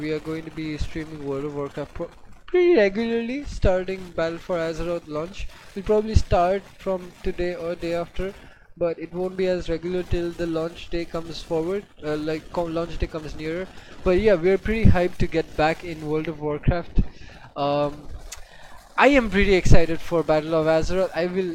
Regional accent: India; we are from India

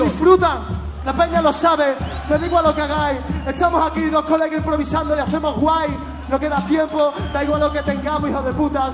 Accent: Seville, Andalusia, Spain; Yo vengo de Sevilla City

